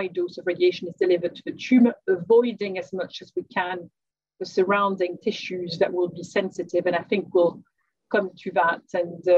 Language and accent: English; France; moved away; France, which is my home country